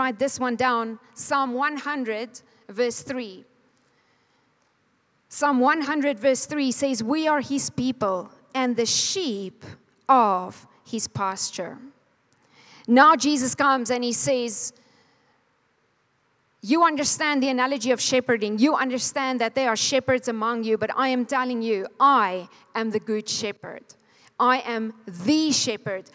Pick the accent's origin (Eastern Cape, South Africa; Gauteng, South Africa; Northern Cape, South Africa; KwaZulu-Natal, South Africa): Northern Cape, South Africa; Calvinia; now in Namibia; I was born in Kalfinia. Wie weet waar is Kalfinia? 3 mense. Dis in die Namakwa-land. It's about Cape Town, 4 hours north